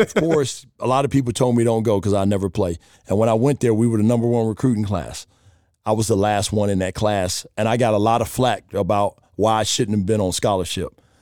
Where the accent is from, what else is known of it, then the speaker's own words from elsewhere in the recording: Chicago, Illinois, United States; moved away as an adult; also born or lived in Charlotte / Las Vegas; I grew up on the South Side, right in the city